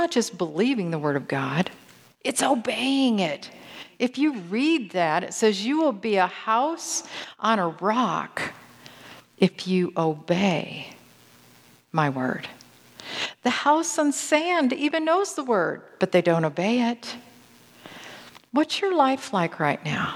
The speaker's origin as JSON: {"language": "English", "town": "Grand Rapids", "region": "Michigan", "country": "United States", "tie": "born or raised there", "said": "I grew up in Grand Rapids, Michigan"}